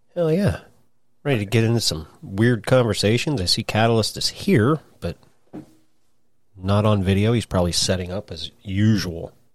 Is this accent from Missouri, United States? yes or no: no; Idaho, United States; I grew up in Idaho